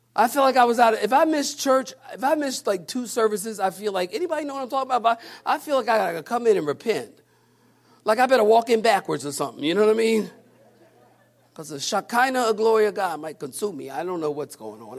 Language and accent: English; Philadelphia, Pennsylvania, United States; I'm from Philadelphia. I walk downtown in Philly